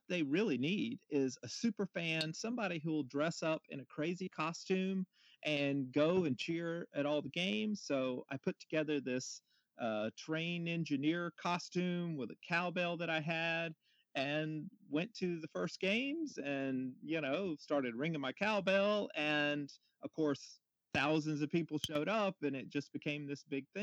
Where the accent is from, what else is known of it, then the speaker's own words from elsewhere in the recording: Montgomery, Alabama, United States; moved away as an adult; now in Chattanooga, United States; I grew up down in Montgomery, Alabama, and moved up here